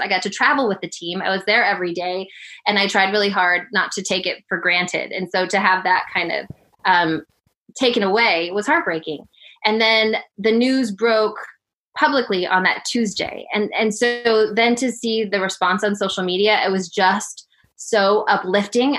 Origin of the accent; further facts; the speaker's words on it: Denver, Colorado, United States; moved away as an adult; also born or lived in Birmingham, Alabama / Seattle / Portland; I grew up in Denver, Colorado